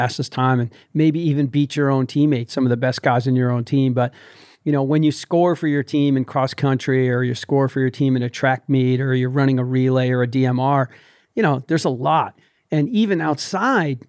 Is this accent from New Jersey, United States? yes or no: yes; New Jersey, United States; I grew up in New Jersey.